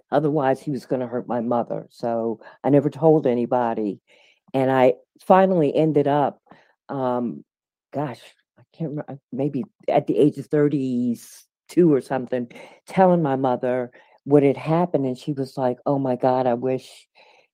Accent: Baltimore, Maryland, United States; moved away; also born or lived in Washington, D.C.; I was born in Washington, D.C., but by the age of five, due to my mom's promotion, we moved to Baltimore, Maryland. So generally, when folks ask me where I'm from, I always say Baltimore

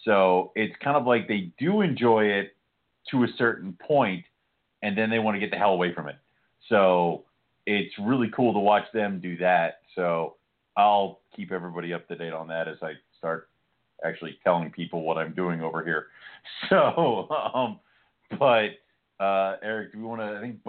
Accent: Scotland, United Kingdom; I'm Scottish. Sun and I don't get along very well

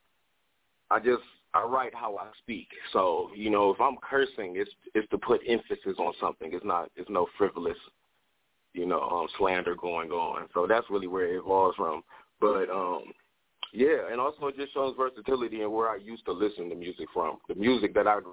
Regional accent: Detroit, Michigan, United States; I'm from Detroit

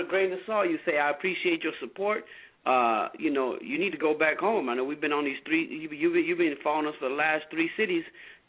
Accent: Phoenix, Arizona, United States; my hometown of Phoenix

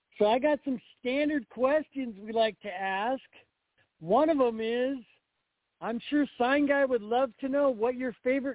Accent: Tacoma, Washington, United States; when I grew up here in Washington, in Tacoma

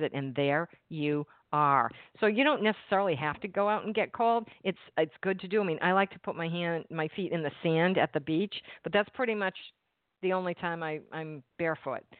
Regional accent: New England, United States; now in New Jersey, United States; I'm in New Jersey and I'm from New England

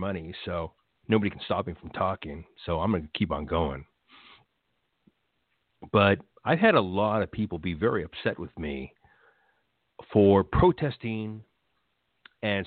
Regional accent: United States; I'm a first-generation American born here in 1973.

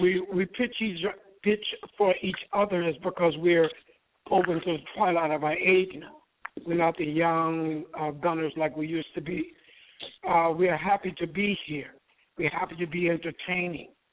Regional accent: Muskegon, Michigan, United States; also born or lived in Detroit; We come from Muskegon, Michigan, singing gospel

